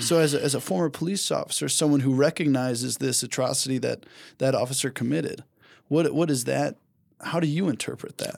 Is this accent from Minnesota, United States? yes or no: yes; Saint Paul, Minnesota, United States; born or raised there